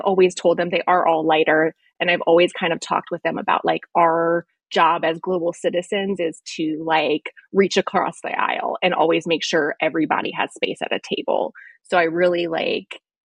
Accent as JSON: {"language": "English", "town": "Gaithersburg", "region": "Maryland", "country": "United States", "tie": "born or raised there", "also_born_or_lived": "Washington, District of Columbia, United States / Ireland", "moved": "as an adult", "said": "I was born in DC. And I lived in Gaithersburg pretty much my whole life, except for 2 years."}